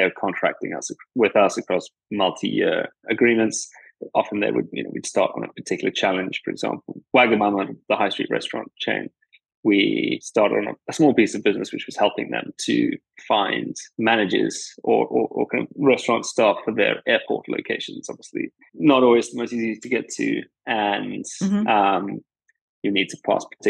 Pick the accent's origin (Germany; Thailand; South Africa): South Africa; KwaZulu-Natal; moved away as an adult; also born or lived in Stellenbosch, South Africa; now in London, United Kingdom; I'm from South Africa, born there in KwaZulu-Natal, which is a province in the northeast of the country. Grew up on a dairy farm